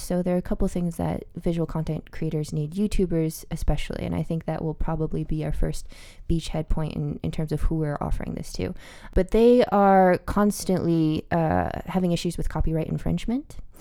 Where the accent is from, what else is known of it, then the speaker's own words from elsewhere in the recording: Albuquerque, New Mexico, United States; I grew up in Albuquerque, New Mexico